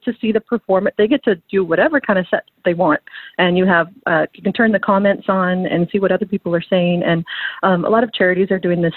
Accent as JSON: {"language": "English", "town": "Surrey", "region": "British Columbia", "country": "Canada", "tie": "born or raised there", "said": "I grew up in Surrey"}